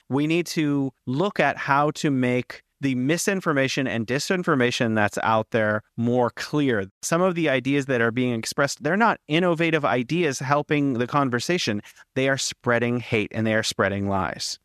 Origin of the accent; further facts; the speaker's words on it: United States; now in China; I'm an American living in China